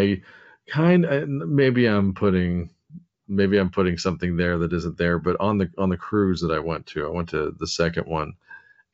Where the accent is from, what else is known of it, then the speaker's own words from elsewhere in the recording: United States; being an American